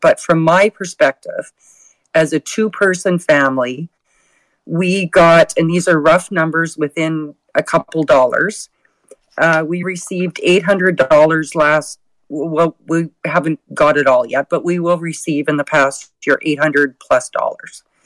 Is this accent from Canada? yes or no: yes; Alberta, Canada; First of all, I am a Canadian. Second of all, I'm an Albertan